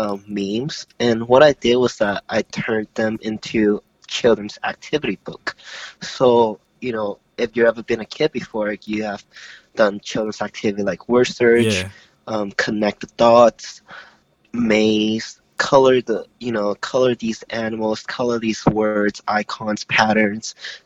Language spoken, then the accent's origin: English; Hong Kong; also born or lived in Florida / Oklahoma / New York; now in Toronto, Canada; I lived around Florida, Oklahoma, New York, but I was originally from Hong Kong.